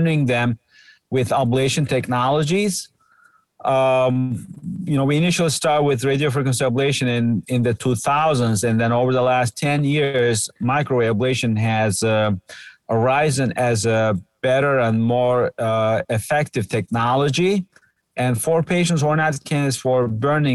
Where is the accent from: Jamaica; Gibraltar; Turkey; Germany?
Turkey; moved away as an adult; also born or lived in United States; now in Cleveland, United States; I'm a Turkish American. I was born in Turkey and did my initial medical school and actually did a general surgery training there